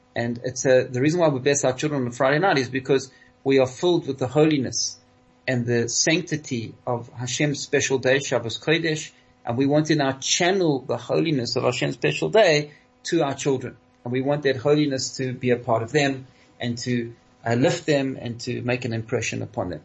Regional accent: South Africa; all of us here in South Africa, the South African Jewish community, because uh, we are over 90% Litvaks. Our heritage, we come from Lithuania

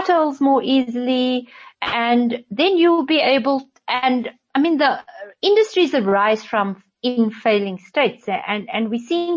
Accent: South Africa; as a South African

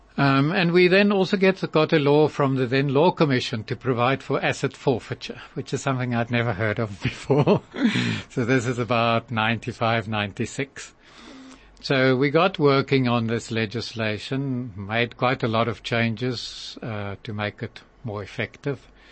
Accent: Cape Town, Western Cape, South Africa; grew up in Pinelands and Cape Town

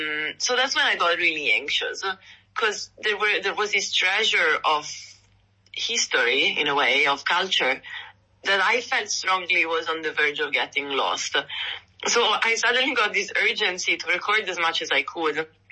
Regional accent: Milan, Lombardy, Italy; now in Santa Monica, United States; I come from Milan, up in the north.

